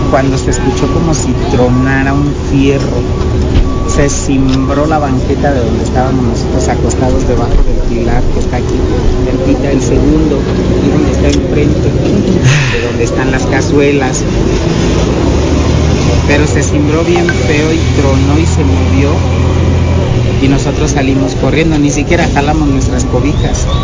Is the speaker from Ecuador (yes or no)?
no; Tabasco, Mexico; Yo no soy de aquí, yo soy tabasqueño, pero ya tengo más de 10 años años